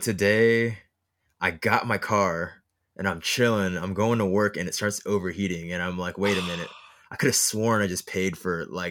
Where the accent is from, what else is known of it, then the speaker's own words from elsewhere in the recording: Hollywood, California, United States; But anyways, I was born in Hollywood. Yeah.